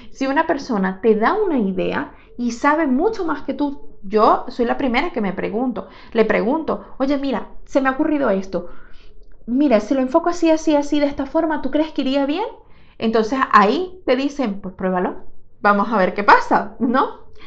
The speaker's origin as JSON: {"language": "Spanish", "country": "Venezuela", "moved": "yes", "said": "cuando trabajaba en mi país, en Venezuela"}